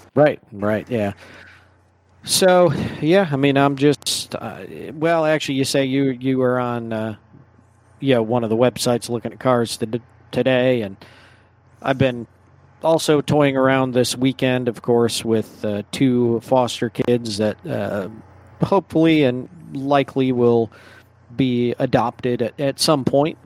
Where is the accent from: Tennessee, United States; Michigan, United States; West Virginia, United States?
Michigan, United States; moved away; I grew up in Michigan